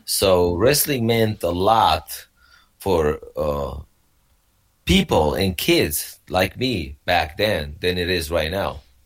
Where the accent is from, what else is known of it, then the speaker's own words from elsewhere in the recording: Romania; moved away; I grew up in uh, Romania. Back then, it was a communist Romania